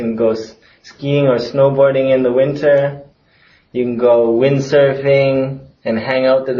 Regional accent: Vancouver, British Columbia, Canada; I'm from Vancouver, Canada.

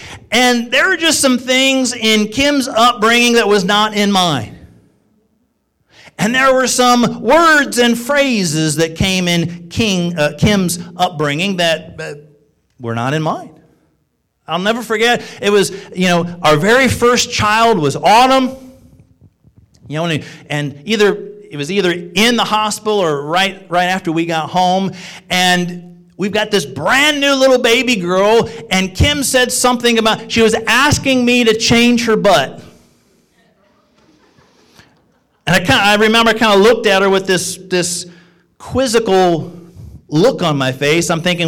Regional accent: Illinois, United States; also born or lived in Joliet / Quincy / Springfield / New York; now in Ohio, United States; I was born and raised in Illinois, was born in Joliet. Moved to Quincy, number of years in Springfield, Illinois, then to upstate New York, then to Connecticut, Bible College in Missouri, and then came to Ohio.

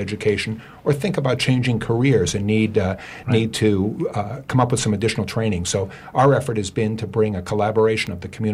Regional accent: Thomaston, Maine, United States; I come from Thomaston.

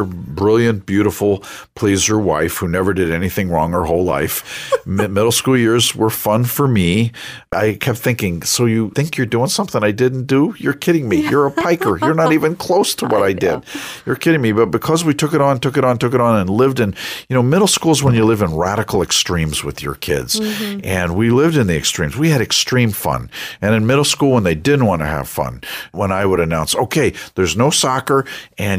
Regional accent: Westbury, New York, United States; I grew up on Long Island. And on Long Island, I grew up in a place called Westbury

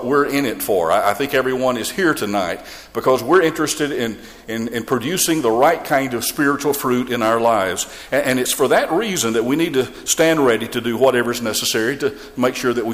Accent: Georgia, United States; my home state of Georgia

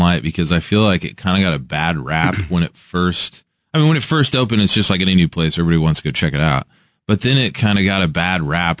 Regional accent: Kansas City, Missouri, United States; I'm from Kansas City

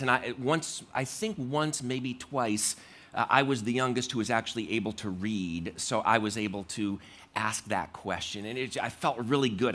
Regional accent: Connecticut, United States; I grew up in Ma, in, uh, Connecticut

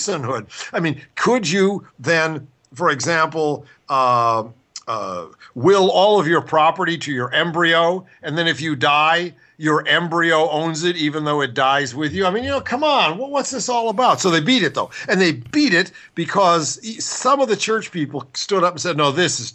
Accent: Ohio, United States; moved away; also born or lived in Washington State; I grew up in Ohio with state stores

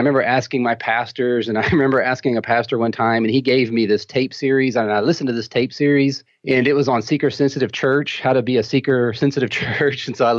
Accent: Texas, United States; accent: Texan; also born or lived in North Dakota / Germany; So I was born in North Dakota, but I'm not a Nodak really. We were only there for a few months and then we moved to Germany, right? Moved all over, but raised in Texas. You could probably hear that in my accent.

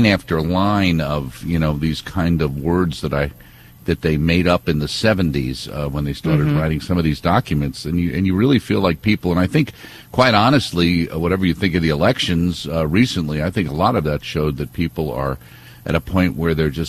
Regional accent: New York, United States; We're from New York

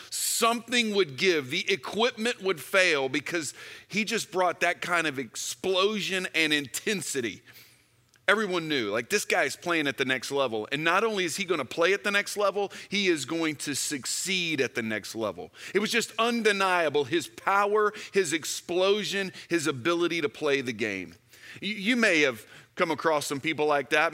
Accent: Houston, Texas, United States; When I was in high school, I grew up in Houston, Texas

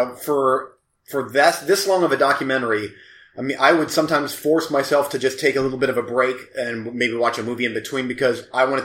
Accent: United States; I'm an American

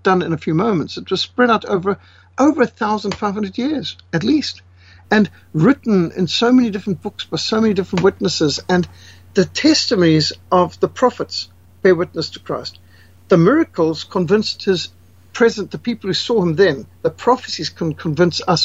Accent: Zimbabwe; I was raised in Rhodesia in a secular family

